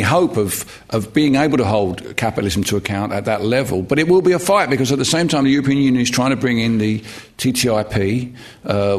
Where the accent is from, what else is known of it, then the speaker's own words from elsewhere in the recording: London, United Kingdom; I come from Barking in East London.